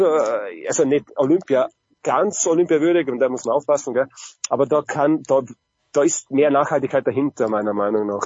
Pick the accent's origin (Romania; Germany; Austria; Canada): Austria; bei uns in Österreich